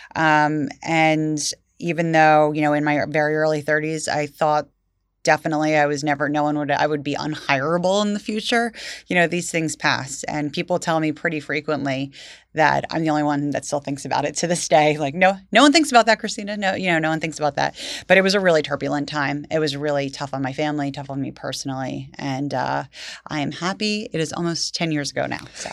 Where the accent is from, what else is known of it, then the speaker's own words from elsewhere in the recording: Vineland, New Jersey, United States; I grew up in Vineland, went to Vineland High School